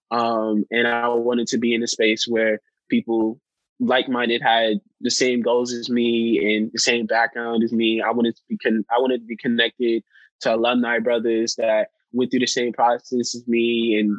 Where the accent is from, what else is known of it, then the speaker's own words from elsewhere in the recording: New York, United States; moved away; I come from New York